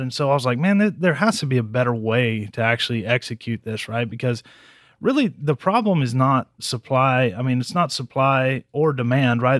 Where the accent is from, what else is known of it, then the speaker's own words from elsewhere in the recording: Harlingen, Texas, United States; moved away as an adult; also born or lived in Stephenville, Texas; now in San Antonio, United States; I grew up in Harlingen down in the valley.